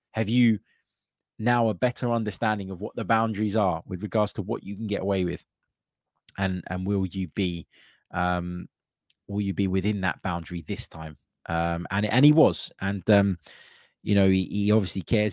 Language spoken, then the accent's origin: English; London, United Kingdom; growing up in London